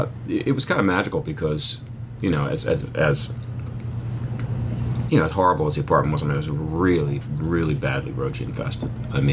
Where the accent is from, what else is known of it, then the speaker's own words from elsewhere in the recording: Philadelphia, Pennsylvania, United States; Well, I'll tell you, I grew up in Philly. So, honestly, coming to New York, I felt way safer.